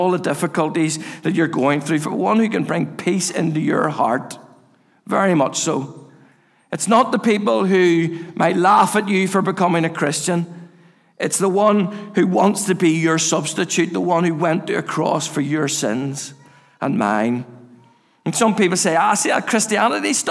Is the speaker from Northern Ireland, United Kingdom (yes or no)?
yes; Castlereagh, Northern Ireland, United Kingdom; I grew up in Castlereagh, and I used to go up to Orangefield Park